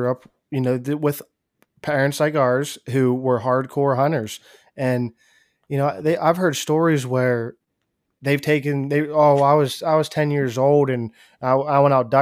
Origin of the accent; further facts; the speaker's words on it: Pennsylvania, United States; I'm from Pennsylvania